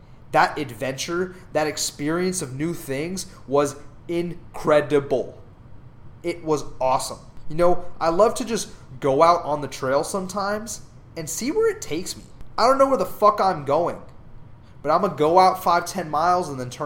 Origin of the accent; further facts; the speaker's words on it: Southern California, United States; moved away as an adult; now in Dallas, United States; Growing up in Southern California